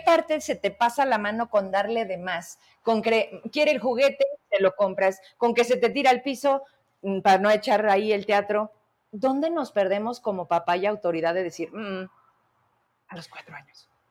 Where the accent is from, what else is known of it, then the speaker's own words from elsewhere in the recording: Fresnillo, Zacatecas, Mexico; yo soy de Fresnillo